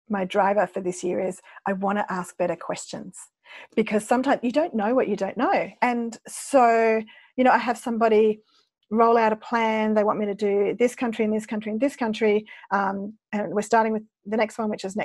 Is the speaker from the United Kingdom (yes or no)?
no; Australia; I'm an Aussie